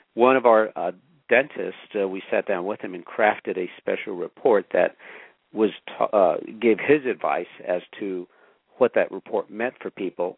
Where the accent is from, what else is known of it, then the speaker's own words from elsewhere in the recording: Los Angeles, California, United States; also born or lived in Pasadena, California; I grew up poor in East Los Angeles, and later on, my family moved to Pasadena